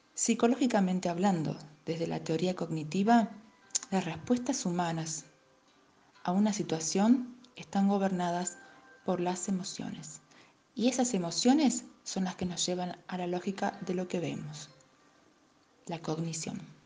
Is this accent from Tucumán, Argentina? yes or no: yes; Tucumán, Argentina; soy de Argentina, Tucumán